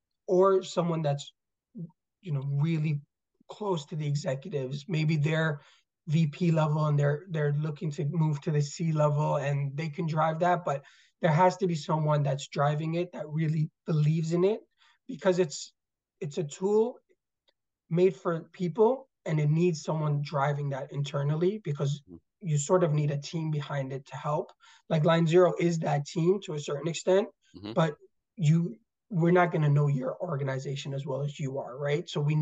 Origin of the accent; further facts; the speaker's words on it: Iskenderun, Hatay, Turkey; born there; So I was born in Turkey, so Iskenderun, Turkey, which actually last, you know, a couple of months ago was really impacted by the earthquake there.